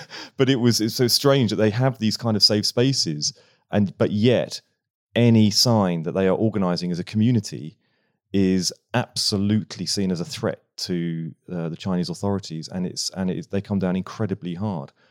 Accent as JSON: {"language": "English", "town": "Bognor Regis", "region": "South East England", "country": "United Kingdom", "tie": "born or raised there", "moved": "yes", "said": "I grew up in Bognor Regis"}